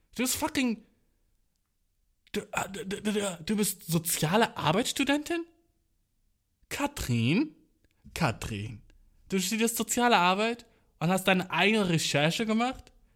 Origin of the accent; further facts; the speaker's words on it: Göttingen, Lower Saxony, Germany; Göttingen, weil das meine Heimatstadt ist